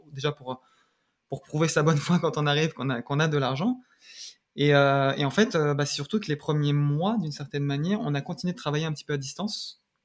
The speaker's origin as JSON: {"language": "French", "area": "Seine-Saint-Denis", "region": "Île-de-France", "country": "France", "tie": "born or raised there", "also_born_or_lived": "Paris", "moved": "as an adult", "lives_now": "Canada", "said": "je suis né à Paris et j'ai grandi en région parisienne, dans, en Seine-Saint-Denis"}